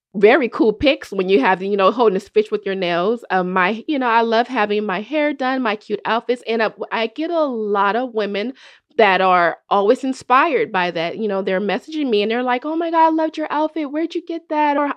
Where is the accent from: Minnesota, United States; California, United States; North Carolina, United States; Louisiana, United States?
California, United States; Oakland; growing up in Oakland